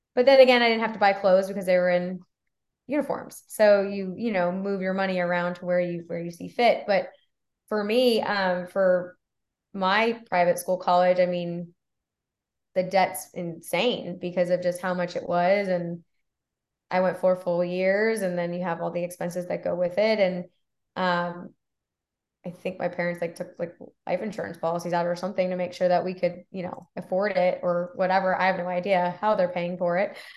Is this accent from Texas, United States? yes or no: yes; Texas, United States; moved away as an adult; also born or lived in Florida; I'm from Texas